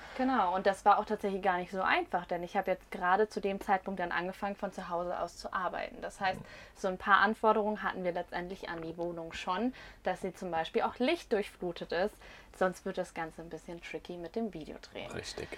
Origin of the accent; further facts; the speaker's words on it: Rhine-Main area, Germany; wir kommen tatsächlich aus dem Rhein-Main-Gebiet